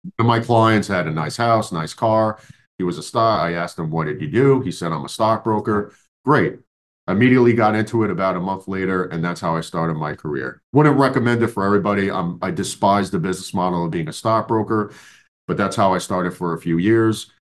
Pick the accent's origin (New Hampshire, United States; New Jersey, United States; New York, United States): New York, United States